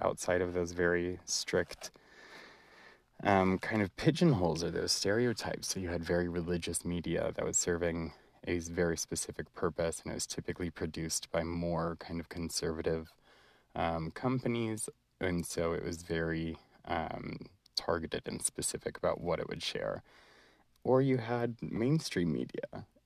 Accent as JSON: {"language": "English", "country": "United States", "tie": "born or raised there", "said": "being a Palestinian and being a Muslim growing up in America"}